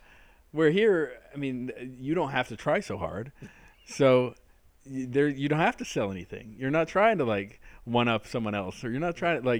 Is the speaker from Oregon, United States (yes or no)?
no; Southern California, United States; now in Pittsburgh, United States; growing up in Southern California